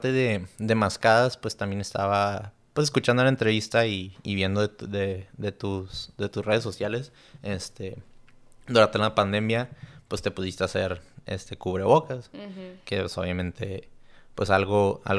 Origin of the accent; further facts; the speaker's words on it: Mexico; te orgullece, pues, como siendo mexicana